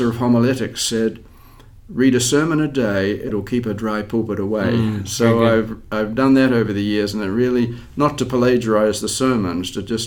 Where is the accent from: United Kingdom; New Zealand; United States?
New Zealand; moved away as an adult; This was back in New Zealand, my hometown. And I was graduating from high school